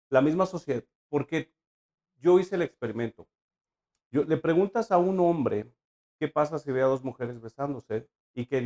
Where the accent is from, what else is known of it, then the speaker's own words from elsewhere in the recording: Mexico; nuestra cultura, como, como latinos, como mexicanos la mayoría católicos.